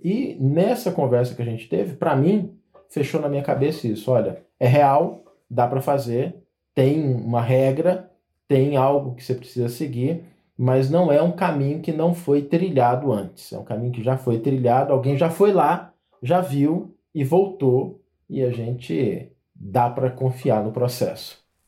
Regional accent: Goiás, Brazil; eu sou goiano

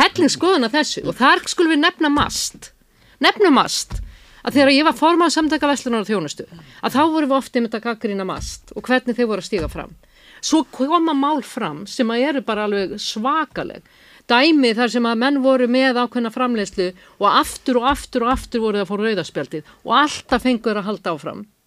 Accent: Iceland; við erum Íslandingar

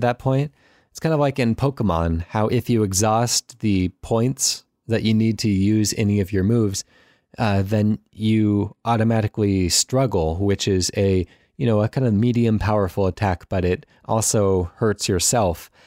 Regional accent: United States; as an American

